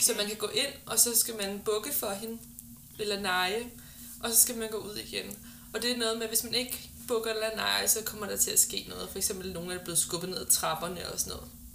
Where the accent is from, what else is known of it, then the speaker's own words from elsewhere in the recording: West Zealand, Denmark; da jeg var barn i Vestsjælland